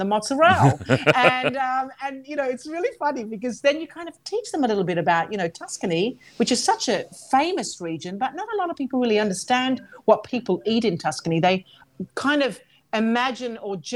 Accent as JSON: {"language": "English", "country": "Australia", "also_born_or_lived": "Calabria", "moved": "yes", "lives_now": "Italy", "said": "I'm an Australian Calabrian family"}